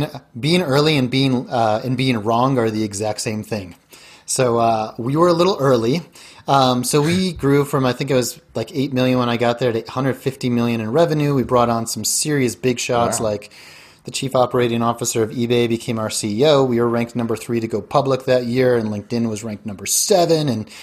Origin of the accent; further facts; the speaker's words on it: Denver, Colorado, United States; moved away as an adult; also born or lived in Silicon Valley / South America / East Coast / Chicago; I grew up in Denver